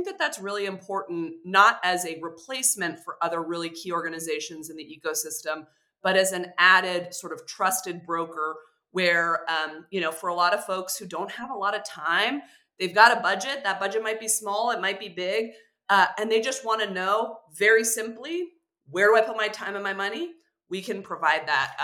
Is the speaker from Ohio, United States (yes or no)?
no; California, United States; California 13 is a 90-minute drive from my hometown